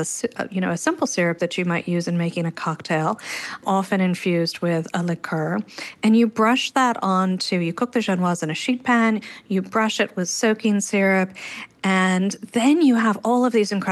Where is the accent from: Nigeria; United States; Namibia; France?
France; Paris, Île-de-France; I grew up in France. I grew up in Paris and for much of my life